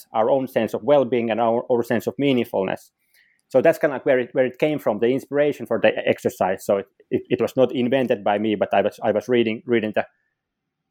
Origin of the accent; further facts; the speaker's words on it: Finland; also born or lived in Sweden / Rochester, New York, United States / Helsinki, Finland; I'm from Finland. So I've been living like basically most of my life within Finland